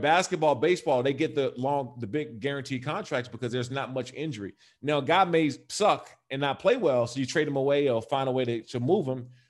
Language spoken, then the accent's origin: English; D.C. area, Maryland, United States; also born or lived in Los Angeles, United States; now in Las Vegas, United States; I'm also from the Maryland and Washington, D C area